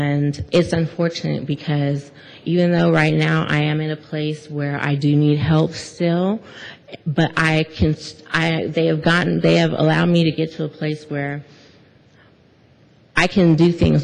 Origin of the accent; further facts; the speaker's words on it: Monterey County, California, United States; moved away; I'm from Monterey County